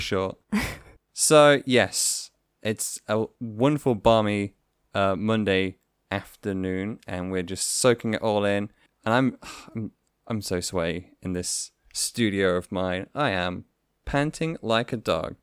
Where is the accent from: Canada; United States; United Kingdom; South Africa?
United Kingdom; England; I am an English dude